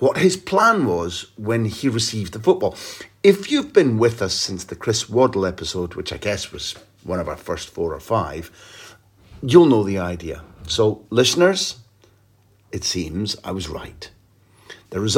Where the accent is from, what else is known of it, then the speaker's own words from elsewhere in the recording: Scotland, United Kingdom; I'm a Scottish guy